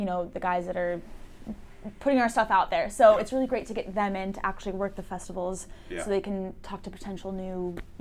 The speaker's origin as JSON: {"language": "English", "town": "San Diego", "region": "California", "country": "United States", "also_born_or_lived": "South London", "moved": "as an adult", "lives_now": "London, United Kingdom", "said": "I'm from San Diego, California"}